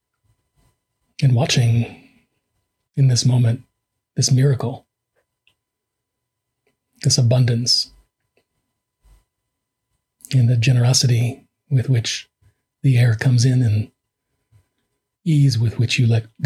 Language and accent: English; New York City, New York, United States; I grew up in a New York just before crack